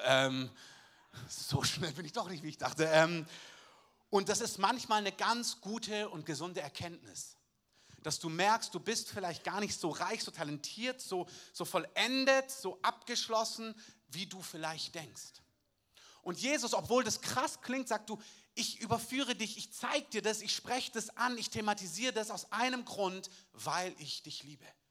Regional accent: Southern Germany, Germany; als Süddeutscher

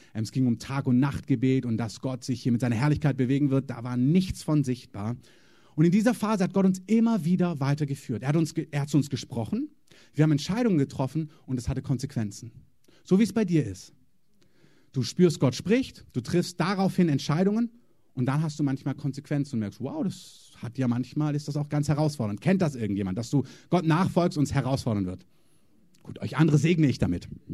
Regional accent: Germany; als Deutscher

